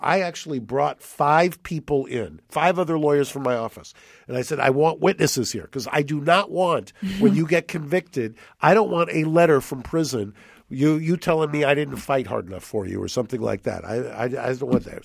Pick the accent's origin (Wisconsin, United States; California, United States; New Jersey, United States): California, United States; La Cañada Flintridge; when I was growing up in La Cañada, Pasadena